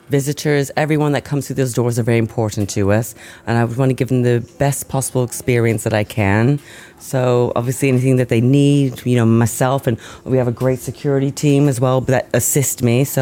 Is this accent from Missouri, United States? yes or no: yes; St. Louis, Missouri, United States; also born or lived in Scotland / Cheshire; now in Wolverhampton, United Kingdom; I was from St. Louis, Missouri, and my father ended up getting a job in sports. So we ended up relocating to Scotland. And then from there, we moved from sort of Cheshire, and then he actually got a job here. So that's why I came to Wolverhampton